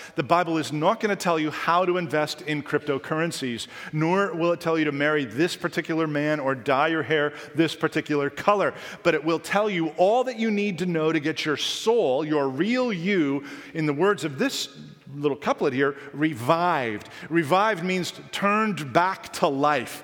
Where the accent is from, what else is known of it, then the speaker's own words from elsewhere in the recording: Canada; Being a Canadian